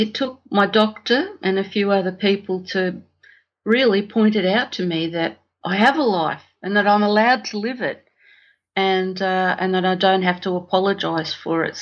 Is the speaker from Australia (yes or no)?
yes; Australia; also born or lived in Italy; I was born in Italy on the way to Australia and, spent my whole life here in Australia.